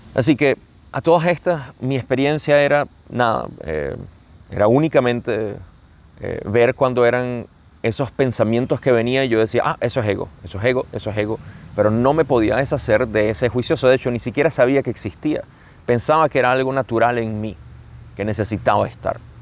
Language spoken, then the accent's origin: Spanish; Venezuela; como decimos en Venezuela